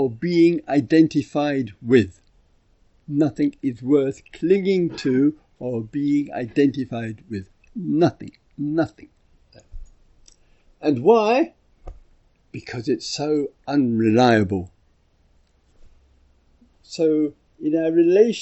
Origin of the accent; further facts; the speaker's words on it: England, United Kingdom; I'm from England